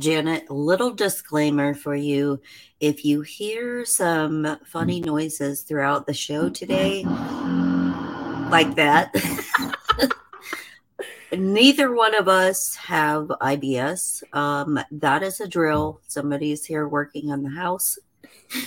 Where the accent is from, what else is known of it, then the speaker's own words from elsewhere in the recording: Indiana, United States; moved away; my home state of Indiana